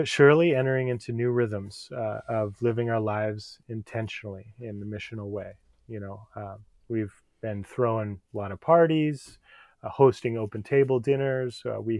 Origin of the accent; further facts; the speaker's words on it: California, United States; Well, I was raised in the East Bay area on a 5-acre parcel, and I was in 4-H, and we had 28 walnut trees